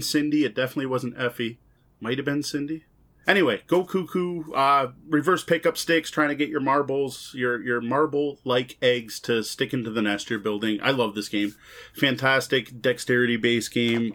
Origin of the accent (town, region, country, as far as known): Canada